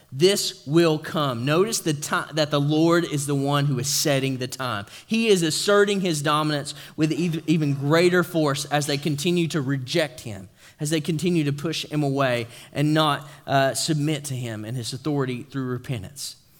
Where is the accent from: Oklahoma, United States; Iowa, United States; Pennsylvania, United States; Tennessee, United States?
Tennessee, United States; East; moved away; I'm from East Tennessee